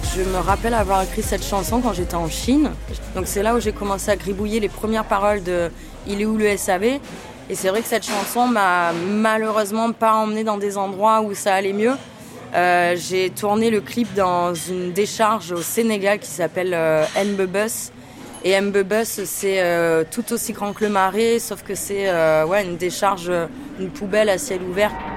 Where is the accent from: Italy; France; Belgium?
France; Avignon, Provence-Alpes-Côte d'Azur; Je viens d'Avignon